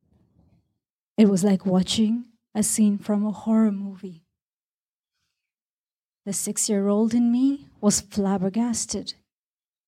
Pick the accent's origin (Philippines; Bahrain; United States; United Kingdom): Bahrain; when I was growing up in Bahrain